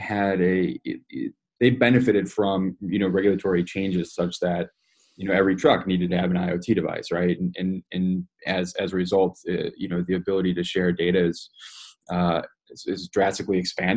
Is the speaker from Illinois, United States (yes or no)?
yes; Chicago, Illinois, United States; moved away as an adult; also born or lived in Copenhagen / Netherlands; I'm originally from Chicago